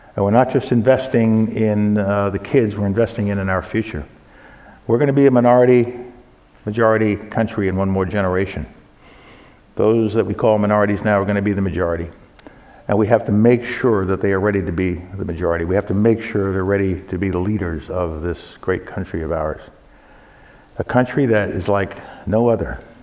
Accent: New York, United States; moved away; my hometown of New York

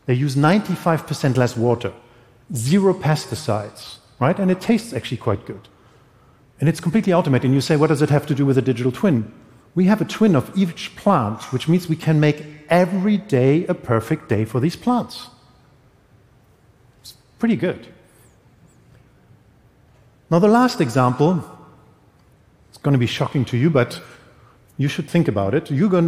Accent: Berlin, Germany; English is a second language; This is a part, I come from Berlin. This is an old industrial part of this town, which we are going to rebuild completely.

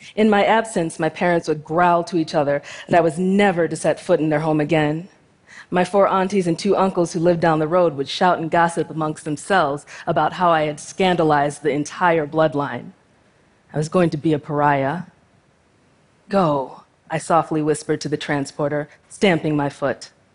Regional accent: United States; I was born to two Nigerian immigrant parents and raised in the United States

